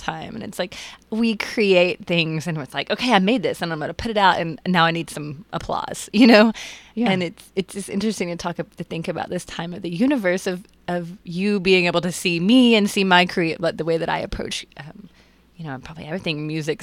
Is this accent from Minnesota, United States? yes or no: no; Texas, United States; moved away as an adult; also born or lived in Athens, Georgia; I was born and raised in Texas. Right. Texas girl